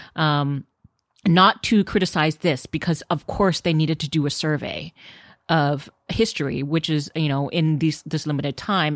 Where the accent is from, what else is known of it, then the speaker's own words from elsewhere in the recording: Houston, Texas, United States; now in Los Angeles, United States; I grew up in Houston, Texas, and there are tons of Asians there